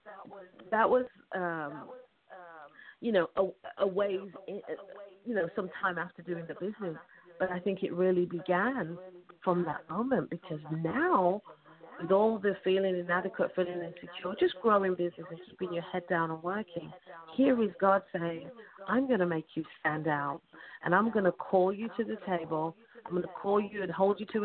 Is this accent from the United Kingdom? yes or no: yes; United Kingdom